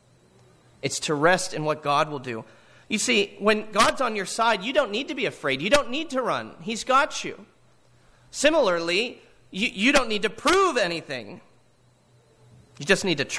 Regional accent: Hollidaysburg, Pennsylvania, United States; what it was like to grow up in Hollidaysburg, Pennsylvania

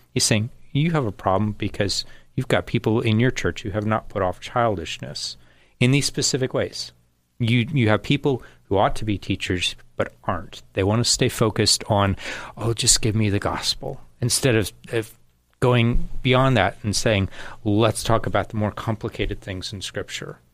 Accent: United States; I'm an American.

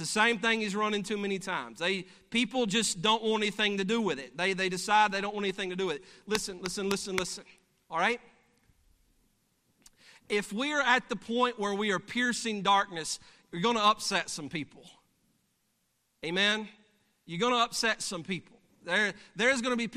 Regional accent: Alabama, United States; I'm from Alabama.

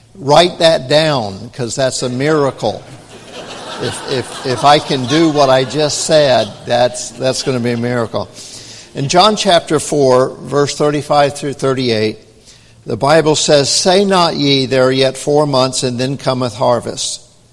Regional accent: United States; We're from America

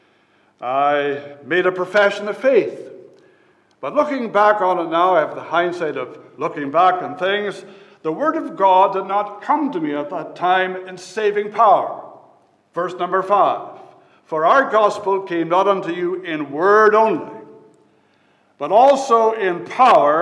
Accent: Fredericton, New Brunswick, Canada; I was born in Fredericton, New Brunswick, Canada, in 1959

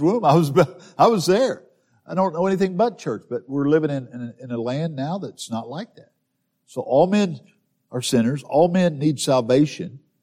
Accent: southern Missouri, United States; I grew up in southern Missouri

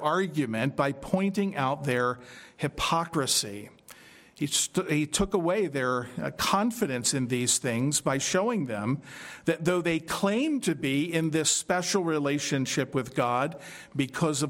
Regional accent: Philadelphia, Pennsylvania, United States; growing up in Philadelphia

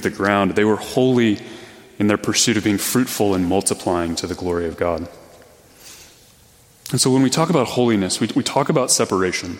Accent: Missouri, United States; I'm from Missouri

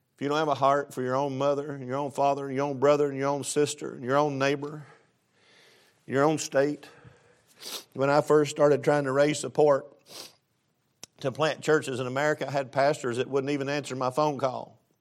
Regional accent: East Tennessee, United States; moved away; I grew up pretty rough in East Tennessee

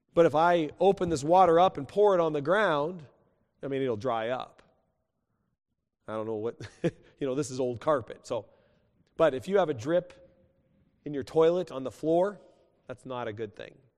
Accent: West Coast, United States; moved away; also born or lived in New Mexico; I grew up on the West Coast

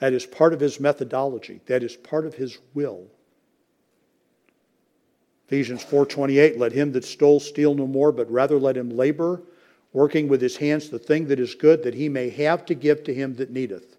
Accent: United States; I'm an American

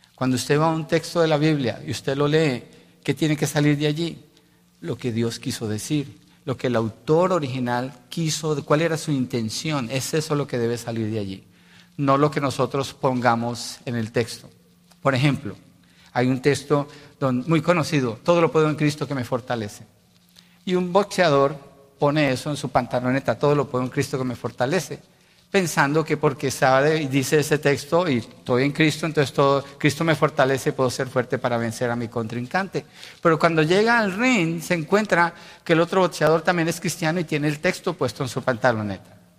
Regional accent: Colombia; Colombia decimos

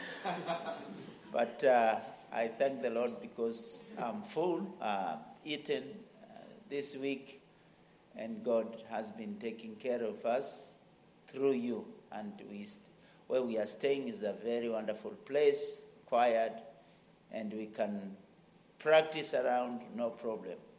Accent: Kenya; my land, Kenya

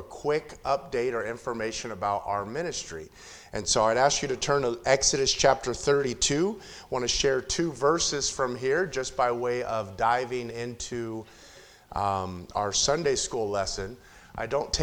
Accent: Compton, California, United States; I was born and raised 4.5 miles from where our church is now. I grew up in Compton, California

